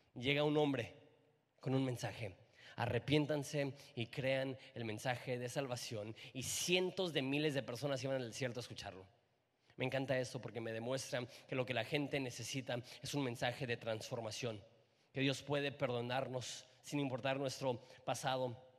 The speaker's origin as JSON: {"language": "Spanish", "country": "Mexico", "said": "nuestra cultura como mexicanos"}